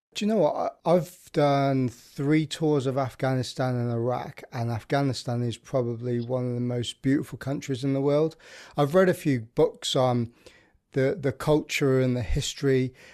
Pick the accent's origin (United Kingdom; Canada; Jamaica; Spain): United Kingdom; Birmingham, West Midlands; I'm from the Midlands, which is, um, central of England in Birmingham